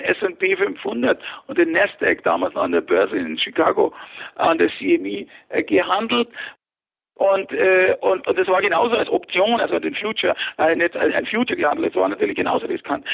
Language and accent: German; Fürstenfeldbruck, Bavaria, Germany; ich bin geboren 1955 in Fürstenfeldbruck bei München